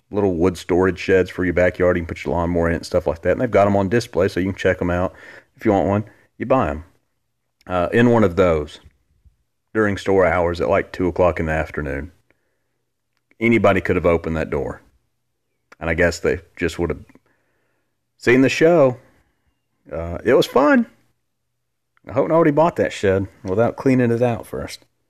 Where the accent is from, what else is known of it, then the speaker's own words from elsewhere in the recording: Gadsden, Alabama, United States; also born or lived in Huntsville, Alabama; I'm from Alabama my entire life. Born and, born and raised.